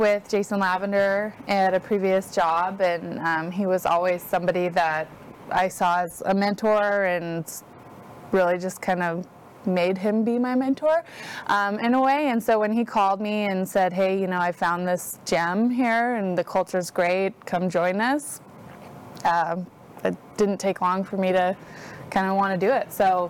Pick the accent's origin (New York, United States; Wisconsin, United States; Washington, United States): Washington, United States; moved away as an adult; now in Texas, United States; I grew up in Washington State.